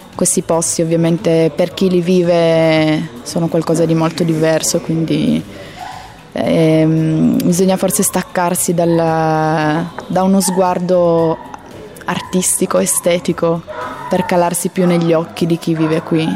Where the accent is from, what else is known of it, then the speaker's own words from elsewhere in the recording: Turin, Piedmont, Italy; io che sono di Torino